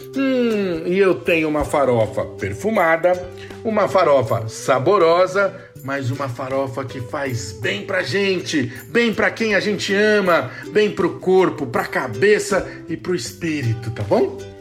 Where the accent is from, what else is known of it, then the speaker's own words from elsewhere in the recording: São Paulo, Brazil; Eu sou de São Paulo, do Sudeste